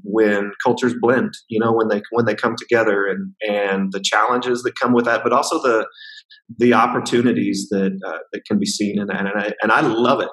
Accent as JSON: {"language": "English", "area": "the middle of the United States", "region": "Midwest", "country": "United States", "tie": "born or raised there", "moved": "as an adult", "lives_now": "China", "said": "I grew up in uh, right in the middle of the United States uh, in a very rural, rural context"}